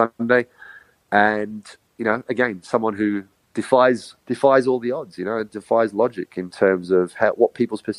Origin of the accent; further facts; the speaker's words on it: Australia; I'm very proud of my German heritage, but first and foremost, I'm Australian